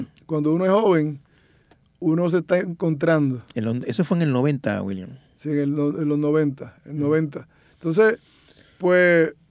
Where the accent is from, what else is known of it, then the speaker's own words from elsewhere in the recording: Loíza, Puerto Rico; Si yo me crié en Loíza allí, este, no entiendo.